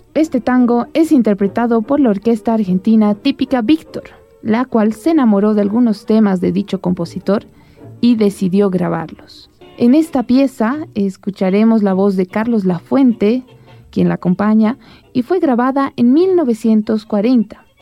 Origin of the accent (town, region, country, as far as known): Bolivia